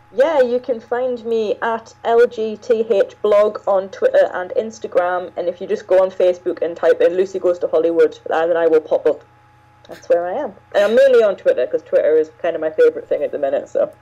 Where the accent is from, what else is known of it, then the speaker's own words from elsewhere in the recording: England, United Kingdom; I'm British and I've lived in, in England all my life